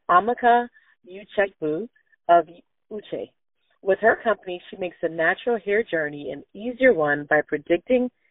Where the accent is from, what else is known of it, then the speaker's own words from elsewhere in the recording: Jamaica; I'm from Jamaica, but I have a lot of family in England